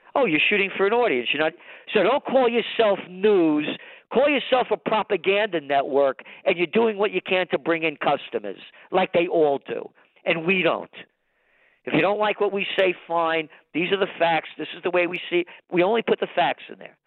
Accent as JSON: {"language": "English", "town": "New York City", "region": "New York", "country": "United States", "tie": "born or raised there", "said": "I was born in the Bronx"}